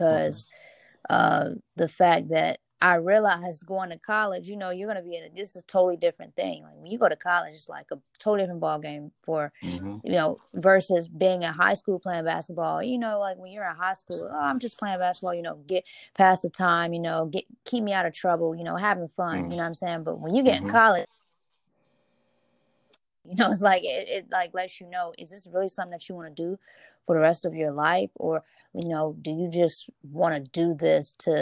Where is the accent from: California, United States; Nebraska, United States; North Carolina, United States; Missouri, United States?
North Carolina, United States; Charlotte; moved away as an adult; also born or lived in New York; I'm originally from Charlotte, North Carolina, but we met in college.